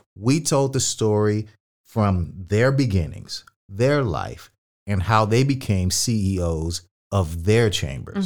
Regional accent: California, United States; also born or lived in Manhattan Beach; Cali born and raised.

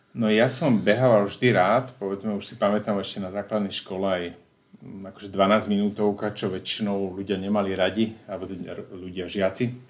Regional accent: Slovakia; prišiel som tam ako Slovák

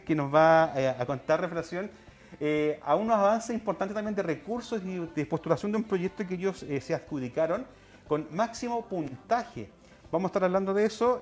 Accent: Chile; como chilenos

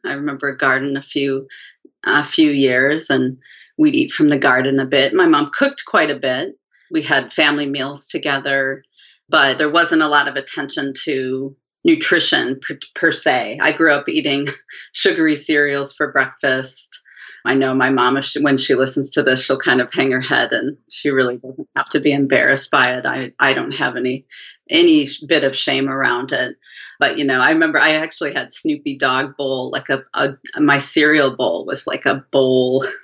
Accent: Midwest, United States; now in Portland, United States; So I grew up in the Midwest in the 70s

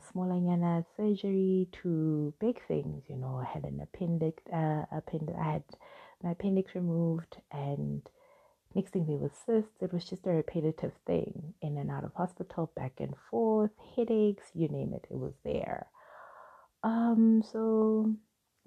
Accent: Soweto, Gauteng, South Africa; I grew up in Soweto, I was raised by a single mom

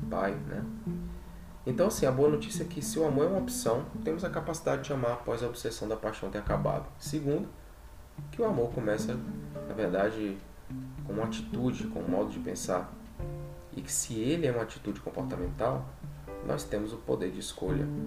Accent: Brazil; first language Portuguese; a nossa língua nativa, enquanto brasileiros, é a língua portuguesa.

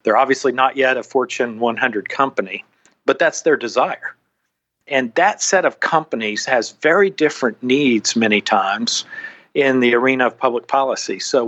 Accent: Arkansas, United States; moved away as an adult; now in Washington, D.C., United States; my home state of Arkansas.

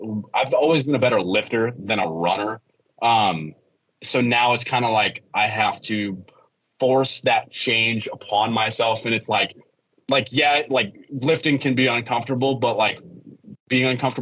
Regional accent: United States; my hometown where I grew up. I'm from the Quad City. It's called the Quad Cities

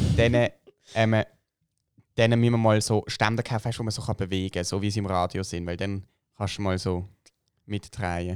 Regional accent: Switzerland; bei uns in der Schweiz

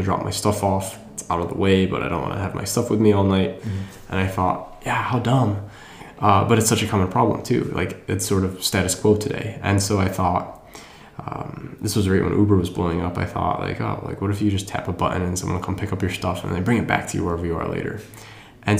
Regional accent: Wisconsin, United States; moved away as an adult; also born or lived in New York / Bangalore, India / London / San Diego; now in San Francisco, United States; I am originally from the Midwest. I grew up in Wisconsin.

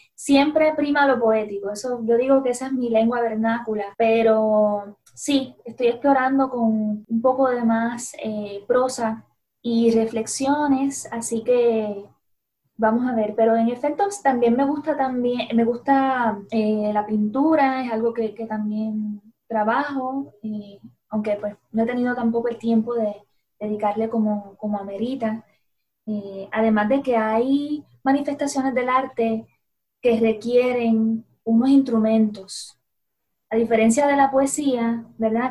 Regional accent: Puerto Rico; como puertorriqueños

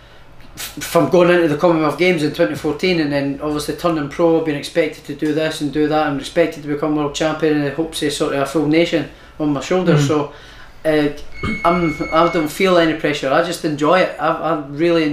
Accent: Prestonpans, Scotland, United Kingdom; I'm from Preston Pans.

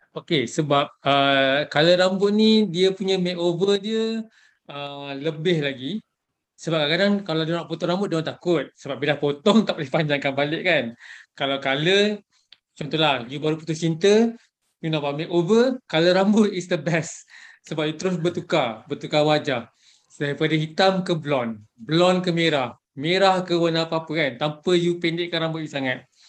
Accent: Malaysia; sebagai rakyat Malaysia

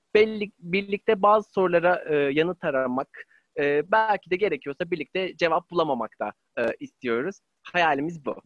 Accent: Ankara, Turkey; ben 25 ee, yıllık e, kronik Ankaralılığı olan

